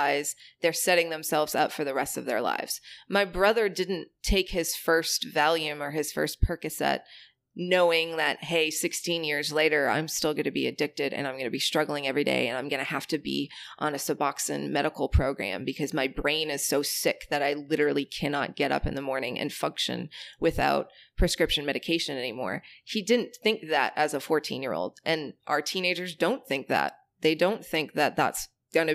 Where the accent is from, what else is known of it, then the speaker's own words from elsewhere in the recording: Maine, United States; moved away; I'm from the border of Canada in the state of Maine